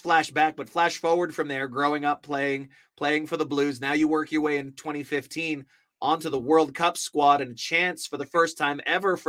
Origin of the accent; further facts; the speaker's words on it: Auckland, New Zealand; now in United States; as a kid growing up in West Auckland.